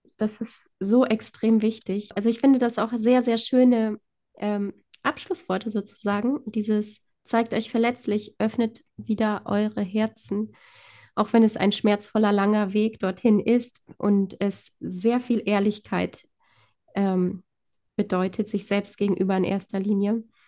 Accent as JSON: {"language": "German", "country": "Poland", "tie": "born or raised there", "moved": "yes", "said": "ich komme ja gebürtig aus Polen"}